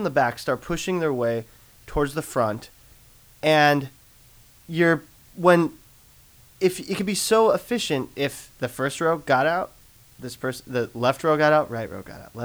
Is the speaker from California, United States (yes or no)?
yes; Long Beach, California, United States; Long Beach, my hometown, which I love very much